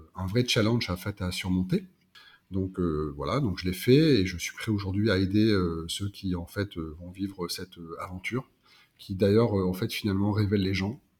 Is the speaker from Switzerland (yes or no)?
no; Pas-de-Calais, Hauts-de-France, France; moved away as an adult; also born or lived in Lille; now in South-west France; je suis originaire du Pas-de-Calais